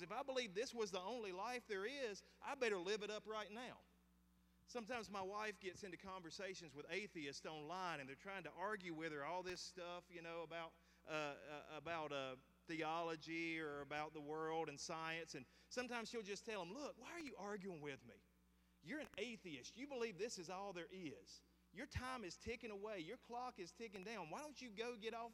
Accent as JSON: {"language": "English", "area": "the South", "region": "Southern United States", "country": "United States", "said": "I am a Southern dude. I will be here unless God calls me somewhere else. I will stay below the Mason and Dixon line"}